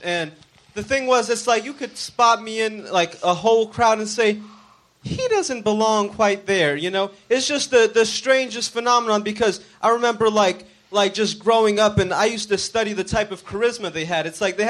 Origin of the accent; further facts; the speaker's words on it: Broward County, South Florida, United States; moved away as an adult; also born or lived in New York; now in Los Angeles, United States; I grew up in Florida, and then I moved to New York when I was 19.